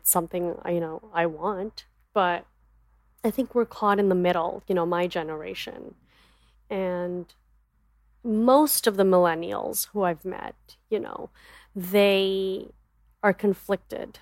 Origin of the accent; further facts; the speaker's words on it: United States; also born or lived in Dallas; As an Indian woman growing up in America